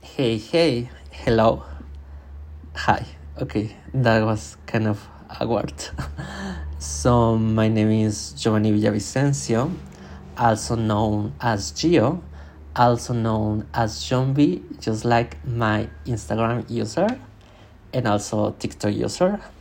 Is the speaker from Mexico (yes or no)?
yes; Mexico; English is a second language; I was born in Mexico and my family literally gave me no English cultural music